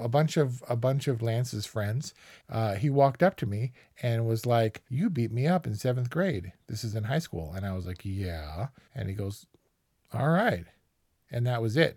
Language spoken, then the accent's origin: English; United States